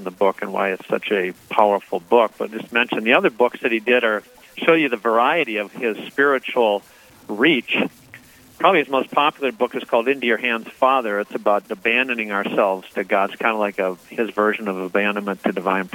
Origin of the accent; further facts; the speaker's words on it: St. Paul, Minnesota, United States; moved away as an adult; now in Bay Area, California, United States; I grew up in St. Paul, Minnesota